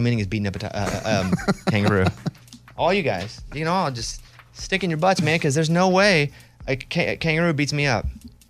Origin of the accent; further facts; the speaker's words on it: Mountain Pine, Arkansas, United States; No, but that's how I play. I grew up in Mountain Pine, Arkansas.